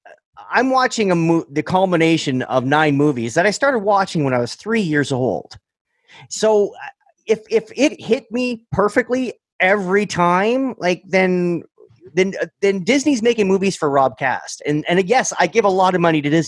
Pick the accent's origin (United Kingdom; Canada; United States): Canada; Sudbury, Ontario; I was raised up in Sudbury